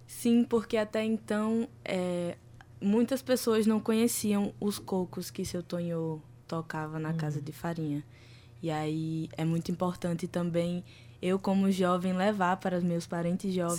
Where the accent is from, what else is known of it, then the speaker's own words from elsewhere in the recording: Baía da Traição, Paraíba, Brazil; Sou lá da Bahia da Traição, do território indígena potiguara. Nascida e criada